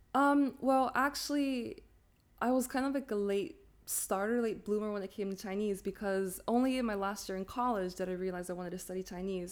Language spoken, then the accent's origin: English; Sapporo, Hokkaido, Japan; first language English and Japanese; moved away as an adult; also born or lived in Pennsylvania, United States; now in Taiwan; I was born and raised in Sapporo my entire life until 18